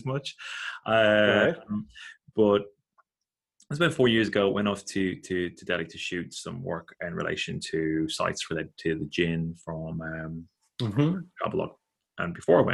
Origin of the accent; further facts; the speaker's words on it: Ireland; growing up in Catholic Ireland